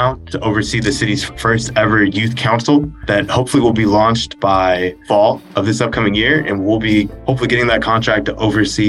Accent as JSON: {"language": "English", "town": "Banning", "region": "California", "country": "United States", "tie": "born or raised there", "said": "a community-based organization in my hometown of Banning, California"}